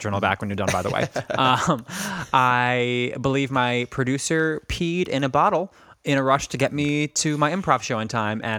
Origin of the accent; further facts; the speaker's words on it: Northeast, United States; I just assumed I hated country because I'm from the Northeast and we're liberal and elitist.